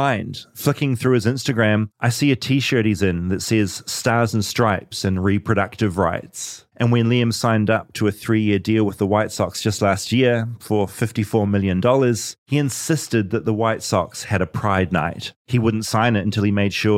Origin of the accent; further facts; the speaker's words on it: New Zealand; As a New Zealander